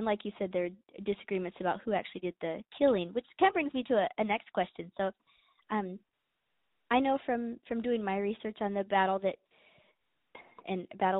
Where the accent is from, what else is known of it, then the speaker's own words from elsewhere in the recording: Scot, Scotland, United Kingdom; also born or lived in Angers, France; as a Scot